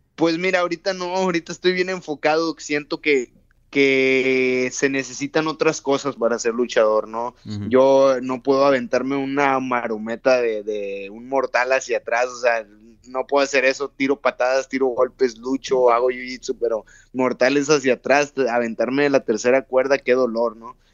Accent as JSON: {"language": "Spanish", "town": "Monterrey", "region": "Nuevo León", "country": "Mexico", "tie": "born or raised there", "moved": "as an adult", "lives_now": "Tijuana, Mexico", "said": "yo soy de Monterrey, Nuevo León, ahí tengo mi familia, mis hermanos, yo vivo con mi esposa en Tijuana"}